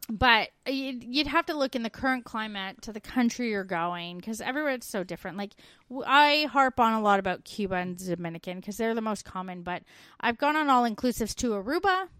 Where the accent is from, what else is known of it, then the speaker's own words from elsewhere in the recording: Canada; growing up in Canada